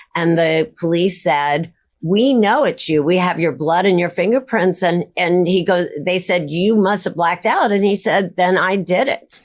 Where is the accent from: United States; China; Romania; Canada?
United States; Midwest; I grew up in the Midwest, the very center of the United States.